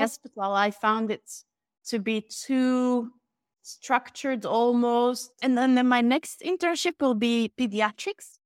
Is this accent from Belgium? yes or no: yes; Belgium; moved away as an adult; also born or lived in London; I moved back to Belgium from London